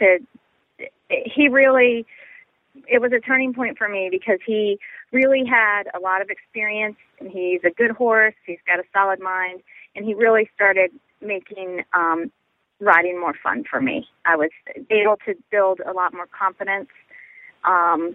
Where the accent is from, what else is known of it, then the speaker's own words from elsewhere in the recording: Northern Virginia, United States; I grew up in Northern Virginia